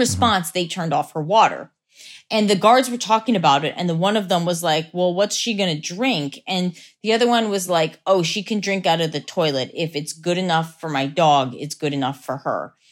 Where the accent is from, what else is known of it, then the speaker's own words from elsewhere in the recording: Lancaster, Pennsylvania, United States; Lancaster, Pennsylvania.